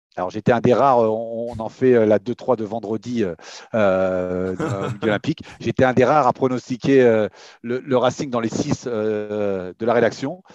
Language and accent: French; Paris, Île-de-France, France; je suis parisien, francilien d'origine